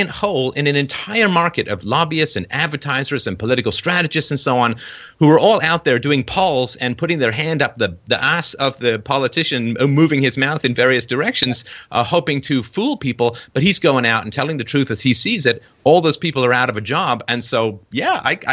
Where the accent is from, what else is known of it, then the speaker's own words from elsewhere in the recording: England, United Kingdom; moved away; growing up in England with like three channels and newspapers